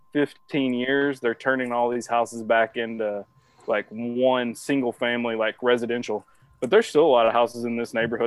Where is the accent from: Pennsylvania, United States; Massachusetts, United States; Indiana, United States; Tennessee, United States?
Tennessee, United States; Nashville; moved away as an adult; now in Knoxville, United States; I grew up in Nashville. So that's kind of where I was born and raised